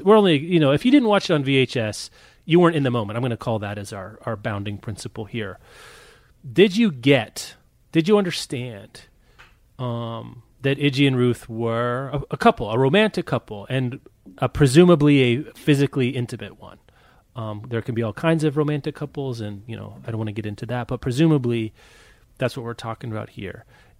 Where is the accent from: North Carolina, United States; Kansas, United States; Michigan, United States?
Kansas, United States; I'm from Kansas.